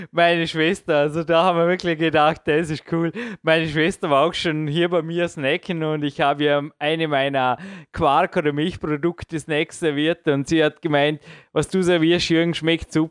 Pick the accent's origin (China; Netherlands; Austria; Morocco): Austria; der hat mich auch als Österreicher, ja, jetzt, ich sage nichts dazu